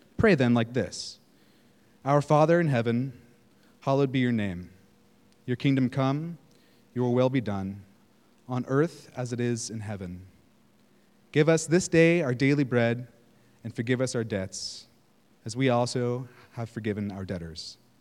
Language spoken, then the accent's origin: English; Northern California, United States; moved away; I'm from California, Northern California